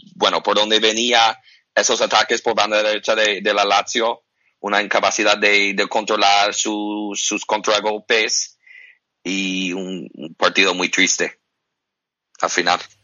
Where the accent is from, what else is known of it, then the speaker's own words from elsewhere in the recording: United States; aunque soy americano